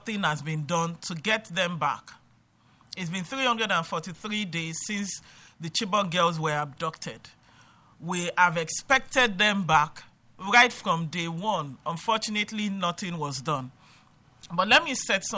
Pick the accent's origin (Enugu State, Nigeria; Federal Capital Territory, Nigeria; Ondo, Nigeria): Federal Capital Territory, Nigeria; Abuja; I'm from Nigeria. I'm from Abuja, Nigeria.